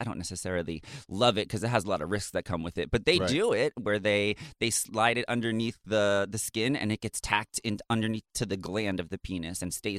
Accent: Raleigh, North Carolina, United States; I was growing up in the South at that time in Raleigh, North Carolina.

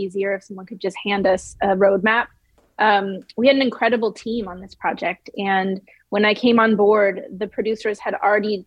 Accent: the Bay Area, California, United States; growing up in the Bay Area, I didn't really have a religion

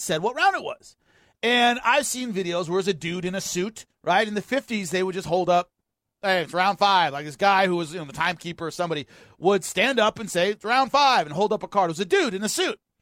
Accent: United States

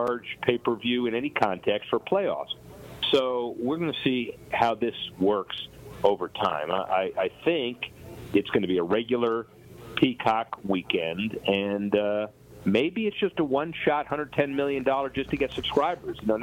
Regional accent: Miami, Florida, United States; growing up in Miami in the 70s

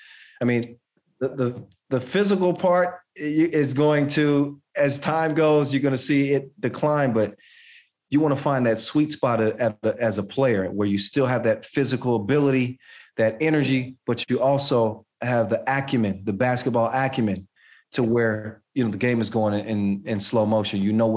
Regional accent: United States; And you know, I could be biased because obviously I'm from the United States

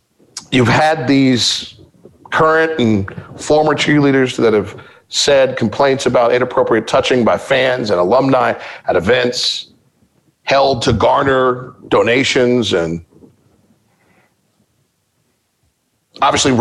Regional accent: Midwest, United States; I'm from the Midwest

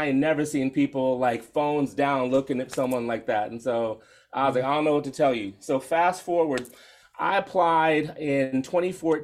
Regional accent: DC Metro, Maryland, United States; I grew up in Maryland, DC Metro, so DMV all the way

